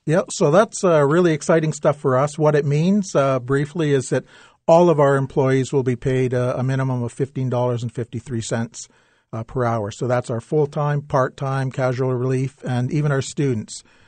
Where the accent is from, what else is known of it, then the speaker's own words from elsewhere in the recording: London, Ontario, Canada; I grew up in London